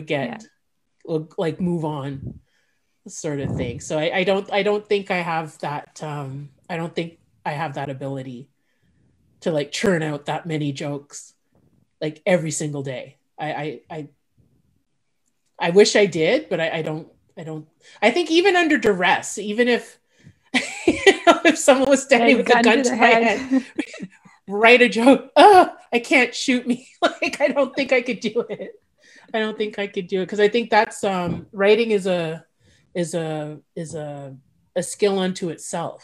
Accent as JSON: {"language": "English", "town": "Montreal", "region": "Quebec", "country": "Canada", "moved": "yes", "lives_now": "Ottawa, Canada", "said": "I'm from Montreal, so I stayed at my sister's house."}